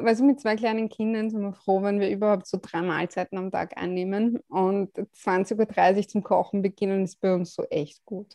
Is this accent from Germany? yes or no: no; Vienna, Austria; Aus Wien. Ich bin eine von diesen tatsächlich echten Wienerinnen.